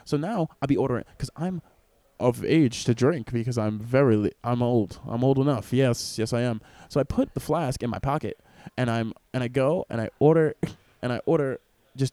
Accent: Stony Brook, New York, United States; I grew up in Stony Brook, a privileged white neighborhood.

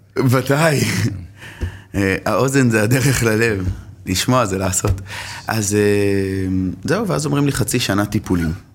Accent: Jerusalem, Jerusalem District, Israel; גדלתי בשכונת גבעת שאול

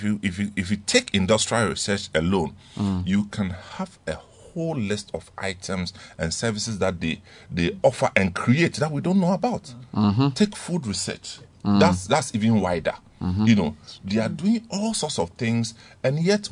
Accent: Ghana; I'm a Ghanaian

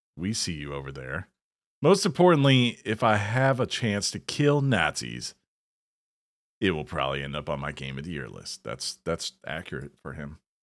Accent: the South, United States; as a Southerner

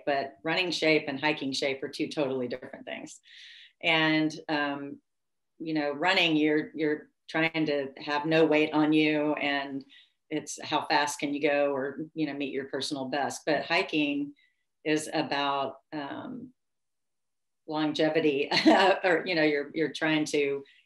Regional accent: Tennessee, United States; I grew up in America and Tennessee

